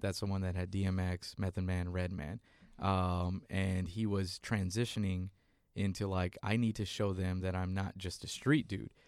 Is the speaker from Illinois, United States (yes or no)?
no; San Antonio, Texas, United States; born or raised there; moved away